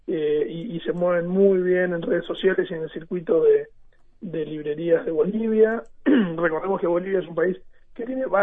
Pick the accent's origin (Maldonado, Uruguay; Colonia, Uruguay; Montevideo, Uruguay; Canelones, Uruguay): Maldonado, Uruguay; yo soy de Maldonado